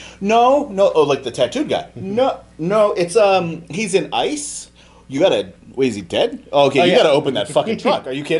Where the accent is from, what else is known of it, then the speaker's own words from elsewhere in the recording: West Coast, United States; I grew up on the West Coast on Route 66